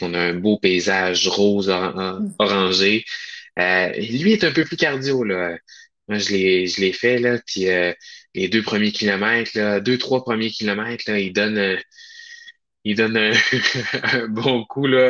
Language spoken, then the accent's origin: French; Charlevoix, Quebec, Canada; moved away; moi je suis originaire de Charlevoix, plus maintenant, mais oui, à la base, là, je viens de Charlevoix